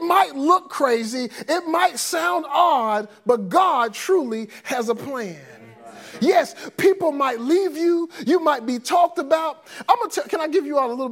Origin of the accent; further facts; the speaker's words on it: Forestdale, Alabama, United States; I grew up in Forestdale. They call this quote unquote Tornado Alley. The April 27th tornado tore down my neighborhood